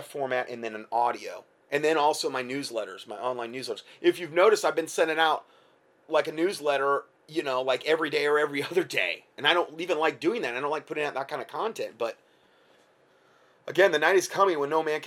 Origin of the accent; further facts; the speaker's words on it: near Lima, Ohio, United States; In Lima, Ohio, it's not far from where I was born